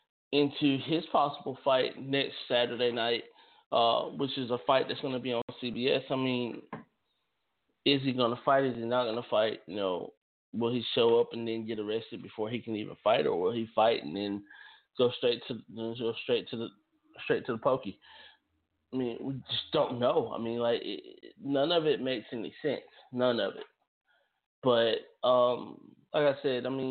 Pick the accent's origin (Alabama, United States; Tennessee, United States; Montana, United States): Alabama, United States; Lanett; here in my hometown